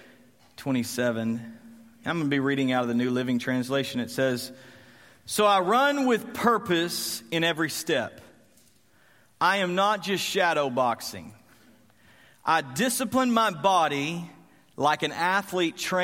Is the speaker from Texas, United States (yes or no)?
yes; Graham, Texas, United States; I grew up in Graham, Texas, and I loved my area.